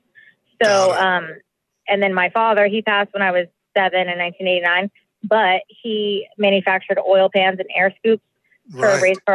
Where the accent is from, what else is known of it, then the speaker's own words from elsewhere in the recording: Yorba Linda, California, United States; also born or lived in Fullerton / Newport Coast / Boston / New York; I was born at St. Jude in Fullerton, and then I was raised in Yorba Linda until I was 12. Then we moved to Newport Coast.